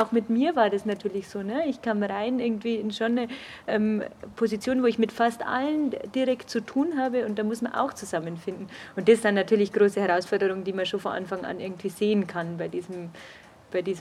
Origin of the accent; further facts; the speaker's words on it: Augsburg, Bavaria, Germany; ich bin keine Münchnerin, sondern Augsburgerin, deswegen war es mir auch nicht so nah.